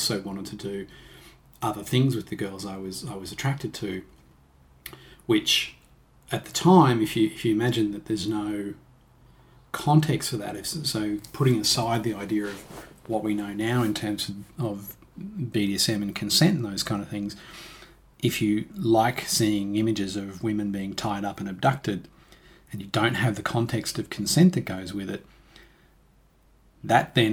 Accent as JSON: {"language": "English", "town": "Toowoomba", "region": "Queensland", "country": "Australia", "tie": "born or raised there", "said": "I was just me, a kid growing up in Toowoomba"}